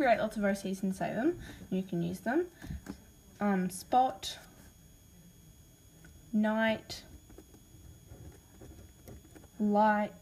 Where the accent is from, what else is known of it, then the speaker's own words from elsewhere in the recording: Australia; accent: Australian; because I've got an Australian accent